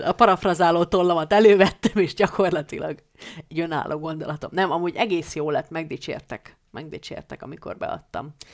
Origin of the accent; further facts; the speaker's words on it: Hungary; a szülőfalumnak, a kisköznek